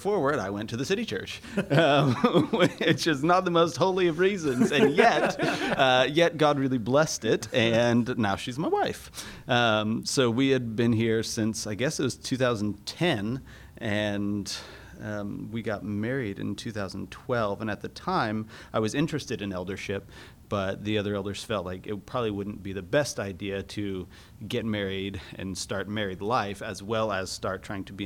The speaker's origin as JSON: {"language": "English", "town": "Fort Worth", "region": "Texas", "country": "United States", "tie": "born or raised there", "said": "I grew up here in Fort Worth. Yep. Lived here all my life"}